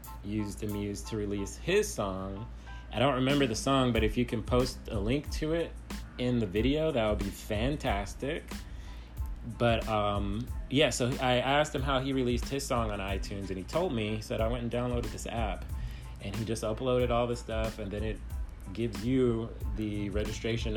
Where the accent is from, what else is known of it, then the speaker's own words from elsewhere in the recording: Los Angeles, California, United States; I grew up in Los Angeles